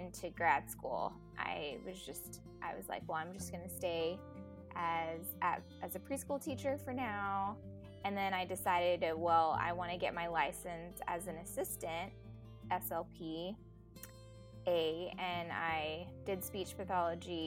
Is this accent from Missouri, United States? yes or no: no; Dallas, Texas, United States; also born or lived in Philippines; I pretty much grew up in Dallas since I was 5. So I'm from Dallas, Texas